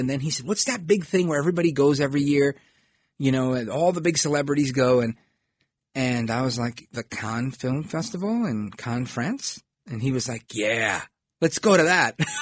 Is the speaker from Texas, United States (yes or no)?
no; New York City, New York, United States; the Italian neighborhoods when I grew up in Brooklyn